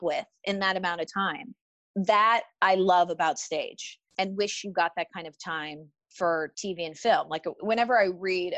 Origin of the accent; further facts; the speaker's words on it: San Diego, California, United States; I'm an actress in Hollywood, but I was born and raised in San Diego